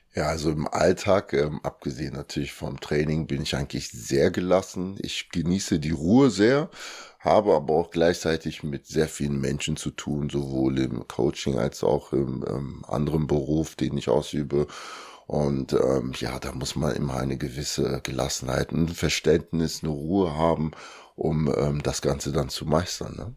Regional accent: Germany; also born or lived in Kinshasa, Democratic Republic of the Congo; bin dann mit zwei Jahren nach Deutschland gekommen mit meinen Eltern und meinen Geschwistern. Und ja, seitdem bin ich halt in Deutschland

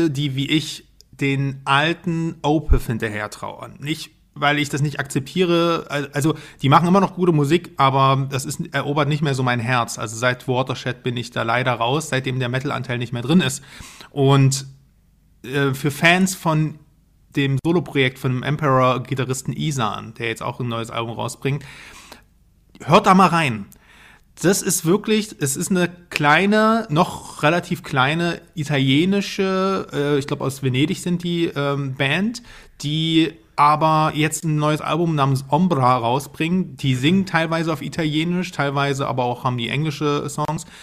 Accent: Dresden, Saxony, Germany; Junge, ich komme aus Dresden, also ich bin.

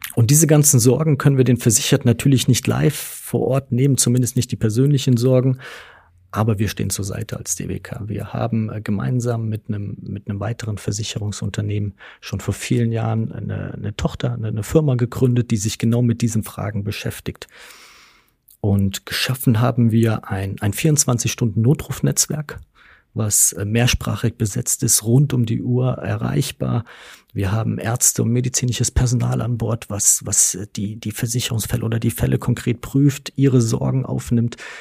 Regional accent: Westerwald, Rhineland-Palatinate, Germany; Ich komme von einem kleinen Dorf. Mhm im Westerwald, äh, bin, äh, lebe auch nach wie vor noch in meinem, äh, nach wie vor noch in meinem Heimatort

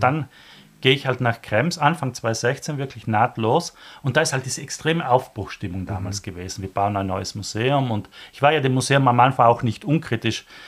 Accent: South Tyrol, Trentino-Alto Adige, Italy; moved away as an adult; now in Vienna, Austria; ich komme aus Südtirol

